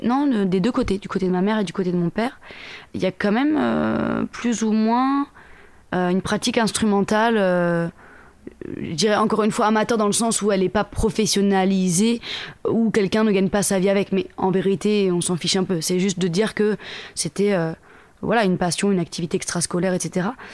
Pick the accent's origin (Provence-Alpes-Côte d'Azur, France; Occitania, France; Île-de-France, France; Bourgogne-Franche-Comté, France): Île-de-France, France; Le Mée-sur-Seine; je viens de banlieue parisienne, en Seine-et-Marne, dans le 77, donc en île de france à côté d'une ville qui s'appelle Melun. la ville d'où je viens, c'est Lemay-sur-Seine, précisément.